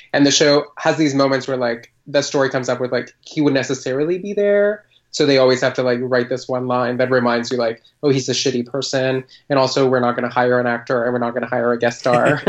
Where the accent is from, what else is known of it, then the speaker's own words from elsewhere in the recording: Colombia; I grew up in Colombia